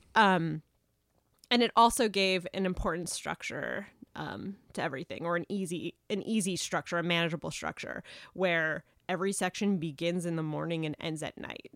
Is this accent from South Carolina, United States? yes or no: yes; South Carolina, United States; moved away; I grew up in South Carolina